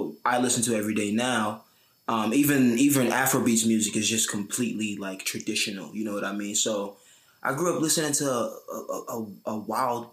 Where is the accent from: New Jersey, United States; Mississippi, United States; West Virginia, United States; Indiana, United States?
New Jersey, United States; Newark; also born or lived in Elizabeth, New Jersey / Irvington, New Jersey; I was born and raised in Newark, New Jersey.